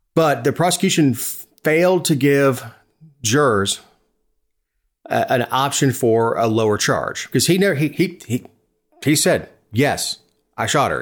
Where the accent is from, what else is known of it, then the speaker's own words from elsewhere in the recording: Florida, United States; I am American, if you consider Florida to be America